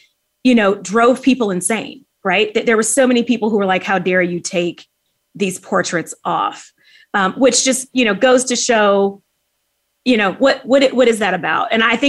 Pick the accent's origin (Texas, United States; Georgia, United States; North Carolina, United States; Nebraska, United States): Texas, United States; Houston; moved away; I'm from Houston, and so many of my high school friends and other friends went to Washington and Lee